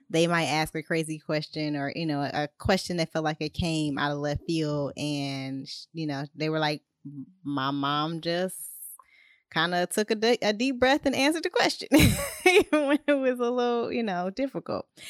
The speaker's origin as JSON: {"language": "English", "region": "Ohio", "country": "United States", "said": "I'm from Ohio"}